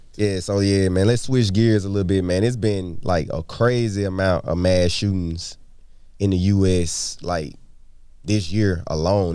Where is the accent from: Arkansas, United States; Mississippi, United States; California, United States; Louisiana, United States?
Mississippi, United States; Madison County; also born or lived in Jackson, Mississippi; I grew up in Madison County